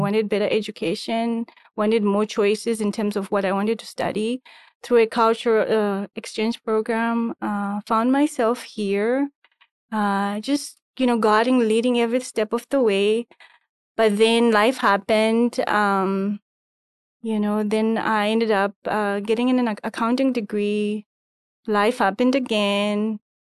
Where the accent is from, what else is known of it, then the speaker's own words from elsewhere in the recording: Harare, Zimbabwe; moved away as an adult; also born or lived in Egypt; I am originally from, uh, Harare, Zimbabwe